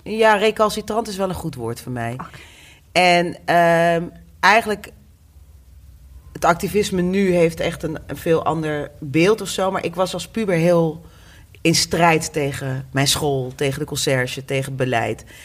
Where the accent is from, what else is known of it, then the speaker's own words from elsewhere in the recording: Groningen, Netherlands; also born or lived in The Hague; now in Amsterdam, Netherlands; ook ik ben niet een eh, geboren en getogen Amsterdammer. Ik kom uit Groningen